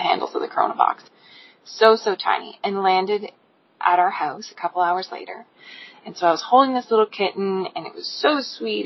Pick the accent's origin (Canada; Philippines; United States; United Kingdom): Canada; Cape Breton, Nova Scotia; I come from Cape Breton. I grew up on the ocean.